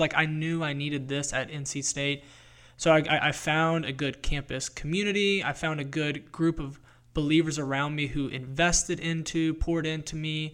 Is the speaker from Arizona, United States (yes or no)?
no; North Carolina, United States; I grew up in North Carolina